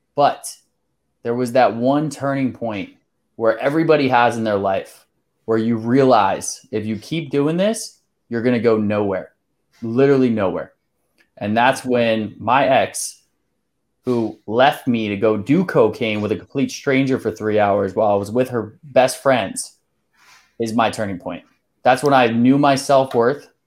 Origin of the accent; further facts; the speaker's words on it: Pennsylvania, United States; moved away as an adult; also born or lived in Salisbury, Maryland / Whidbey Island, Washington / Hawaii / Saint Louis; I moved over to Sailorsburg, Pennsylvania, not too long after that. I was there for about, let's see, fourteen years